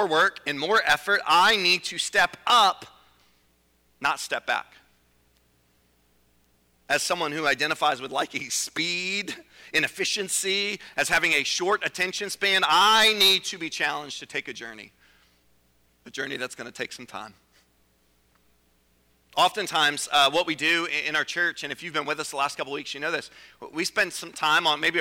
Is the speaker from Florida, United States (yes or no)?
no; Virginia, United States; I'm from Virginia